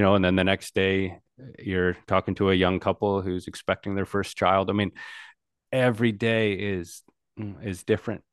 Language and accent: English; United States; like my people, I'm an American